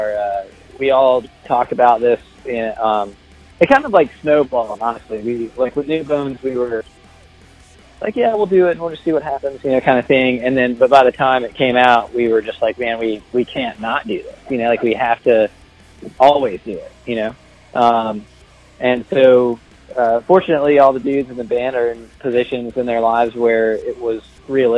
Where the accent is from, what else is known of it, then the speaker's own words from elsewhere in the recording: North Carolina, United States; moved away as an adult; also born or lived in Raleigh, North Carolina; now in Louisiana, United States; I'm from North Carolina, but I live in Louisiana now.